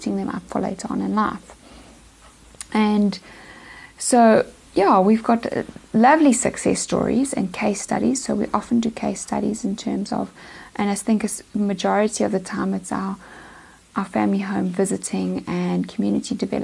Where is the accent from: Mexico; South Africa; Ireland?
South Africa; Pietermaritzburg, KwaZulu-Natal; now in Eastern Cape, South Africa; I'm actually from Pietermaritzburg in KZN, but I've been in the Eastern Cape now for 10 years.